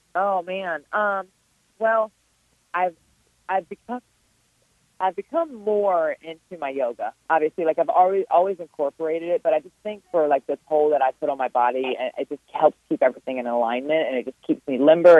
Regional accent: Richmond, Virginia, United States; it's here in my hometown. It's a, it's in my backyard

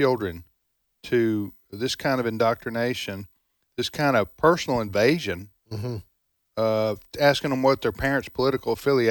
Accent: the South, United States; I'm a Southerner myself, but I've traveled the country

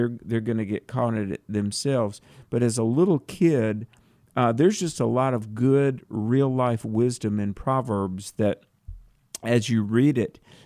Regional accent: North Carolina, United States; I was a little farm boy growing up in North Carolina

